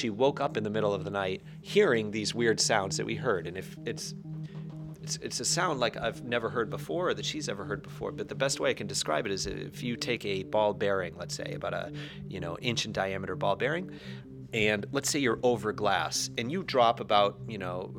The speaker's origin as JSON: {"language": "English", "town": "Barrington", "region": "New Hampshire", "country": "United States", "also_born_or_lived": "Poland / China", "moved": "as an adult", "said": "I'm originally from New Hampshire, from Barrington, New Hampshire."}